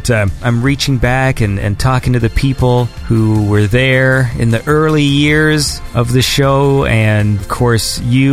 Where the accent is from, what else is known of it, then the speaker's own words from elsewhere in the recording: Canada; I'm Canadian